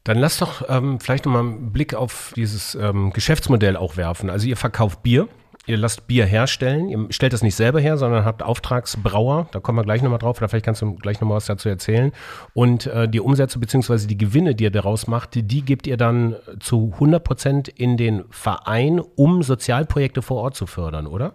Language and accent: German; Bavaria, Germany; Ich bin Bayer by Default, in Bayern groß geworden